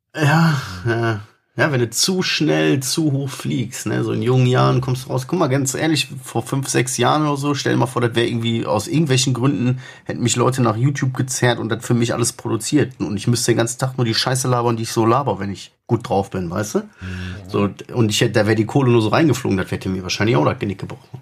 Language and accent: German; Germany; Wir sind Deutsche